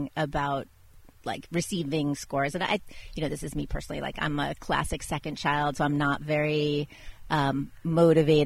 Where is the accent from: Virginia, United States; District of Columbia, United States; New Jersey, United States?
District of Columbia, United States; Washington; also born or lived in Italy; now in Napa, United States; I grew up in Washington, D.C.